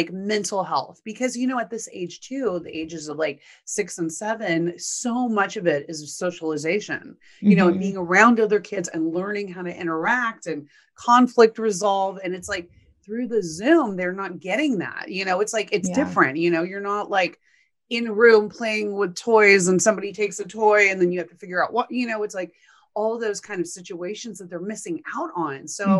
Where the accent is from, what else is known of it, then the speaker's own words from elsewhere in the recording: Texas, United States; And you know, Texas is my home state also. So I miss the people in Texas